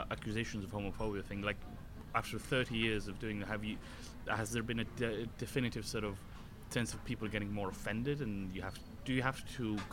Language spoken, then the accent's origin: English; Estonia; first language Estonian; English is a second language; my mother tongue is Estonian, so if I perform outside of Estonia, I use English.